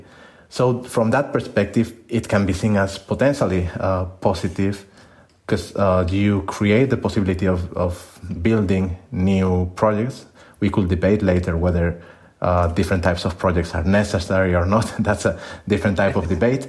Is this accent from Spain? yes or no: yes; Spain; moved away as an adult; now in Netherlands; I'm a migrant myself. I'm from Spain and I work in the Netherlands, and all of my jobs have been outside my country